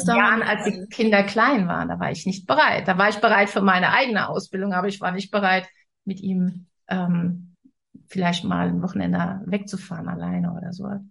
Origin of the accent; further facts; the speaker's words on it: Rhineland, Germany; moved away as an adult; now in Northern Germany; Ich komme ja aus, aus dem Rheinland und lebe jetzt im Norden.